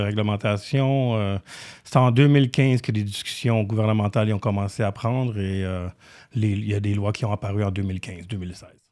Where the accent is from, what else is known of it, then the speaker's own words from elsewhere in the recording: Romania; now in Canada; mon nom de famille roumain. Je suis né en Roumanie.